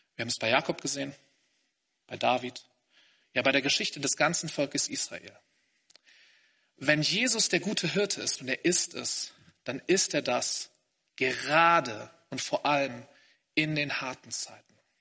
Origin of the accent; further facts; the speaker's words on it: Hamburg, Germany; moved away as an adult; now in Greifswald, Germany; Ich komme aus Hamburg eigentlich. Ich habe da bei meinen Eltern zuerst gelebt